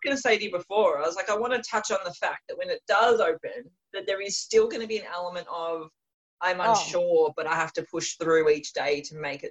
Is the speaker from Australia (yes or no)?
yes; Melbourne, Victoria, Australia; now in Sydney, Australia; I grew up in Melbourne.